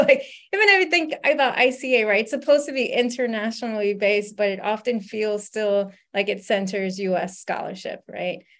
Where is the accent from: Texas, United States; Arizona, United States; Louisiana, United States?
Louisiana, United States; I grew up in Louisiana